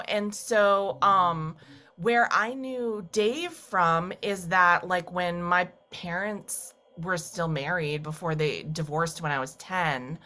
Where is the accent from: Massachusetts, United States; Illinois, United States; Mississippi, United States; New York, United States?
Massachusetts, United States; moved away; I went to a small college in my hometown. Uh, I lived at home, a rural town in Massachusetts. I'm a farm girl